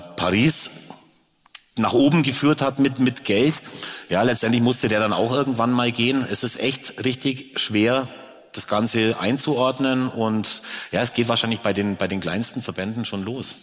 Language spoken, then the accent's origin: German; Augsburg, Bavaria, Germany; ich komme hier aus der Stadt